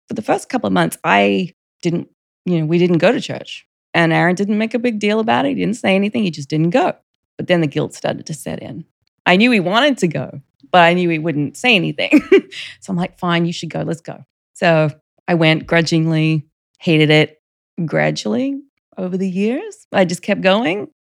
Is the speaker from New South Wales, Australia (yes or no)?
no; Rockhampton, Queensland, Australia; moved away as an adult; also born or lived in Virginia / Monterey; now in United States; I grew up in Australia, state of Queensland, which is the northern state, the city of Rockhampton.